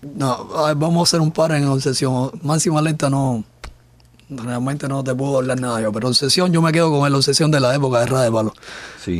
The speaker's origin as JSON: {"language": "Spanish", "country": "Cuba", "said": "en mi país, mi trabajo no, no se conozca precisamente por esto, por la censura"}